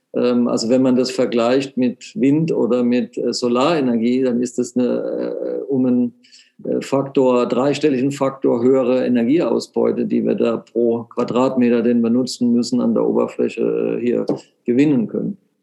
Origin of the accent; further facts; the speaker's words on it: Germany; dass man aus Deutschland kommt